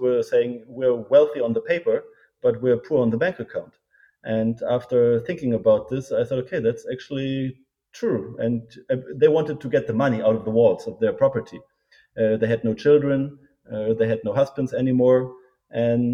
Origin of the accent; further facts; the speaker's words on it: Berlin, Germany; also born or lived in United States; I born and raised in Berlin, studied in Germany and in the US.